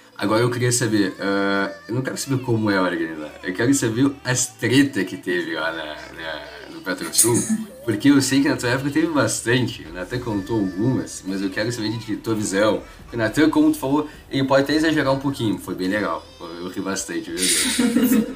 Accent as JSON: {"language": "Portuguese", "town": "Pelotas", "region": "Rio Grande do Sul", "country": "Brazil", "said": "eu sempre morei com a minha família, também sou de Pelotas"}